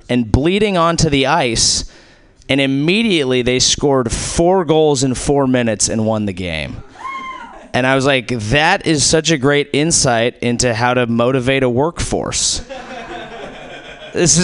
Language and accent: English; Silicon Valley, California, United States; I'm from Silicon Valley. That's where I grew up